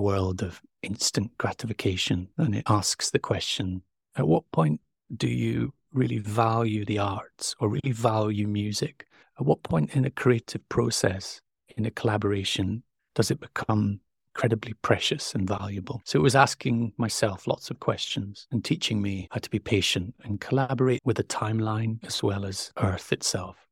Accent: Stromness, Scotland, United Kingdom; I grew up a stone's throw from the North Sea

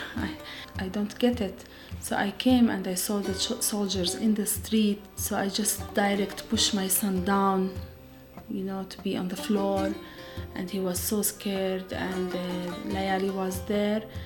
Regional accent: Bethlehem, West Bank, Palestine; I am from Bethlehem area and I am Christian Palestinian woman.

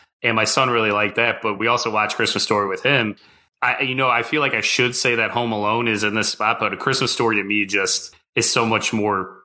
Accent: Midwest, United States; I grew up in the Midwest

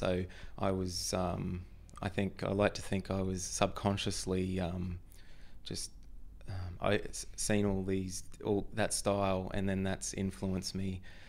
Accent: Queensland, Australia; I grew up in North Queensland, in a little town on the Atherton Tablelands.

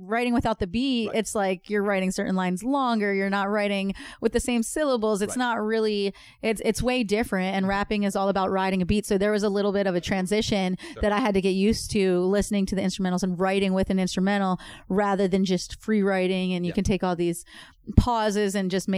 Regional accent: Philadelphia, Pennsylvania, United States; I'm from Philadelphia

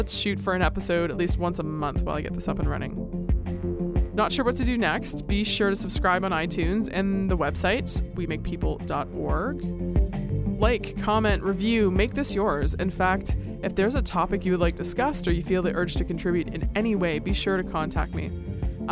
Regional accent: Canada; I'm a Canadian

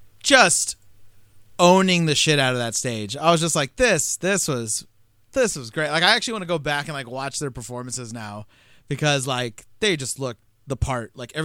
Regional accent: San Jose, California, United States; No, we're from San Jose, but I've lived close enough my entire life.

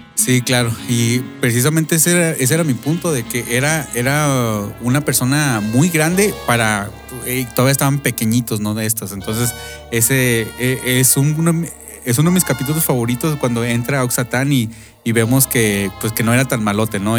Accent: Mexico; now in United States; nosotros que somos inmigrantes este, mexicanos viviendo aquí en Estados Unidos

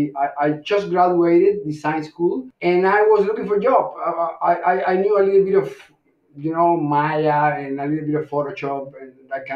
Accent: Cuba; moved away; also born or lived in Mexico City; I'm originally from Cuba.

